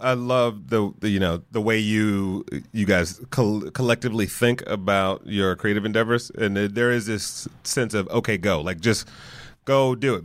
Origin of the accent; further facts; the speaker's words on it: Detroit, Michigan, United States; moved away; I'm from Detroit originally